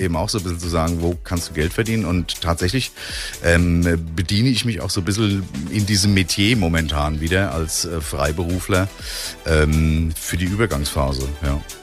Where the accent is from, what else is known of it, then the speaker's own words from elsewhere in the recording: Bingen am Rhein, Rhineland-Palatinate, Germany; moved away; also born or lived in Frankfurt / Offenbach; Gebürtig in Bingen